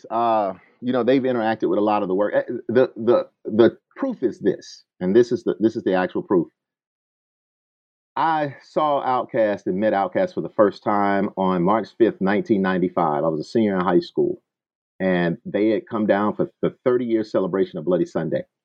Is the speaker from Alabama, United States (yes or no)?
yes; Selma, Alabama, United States; moved away as an adult; also born or lived in Jackson, Mississippi / Birmingham, Alabama / Tuscaloosa, Alabama / Champaign-Urbana, Illinois; now in Atlanta, United States; when I was a kid, I was I grew up in Selma, Alabama. Uh, of course, you know, in the shadows of what we understand as the civil rights movement and Bloody Sunday. Uh, later on, I went to college in Birmingham, Alabama.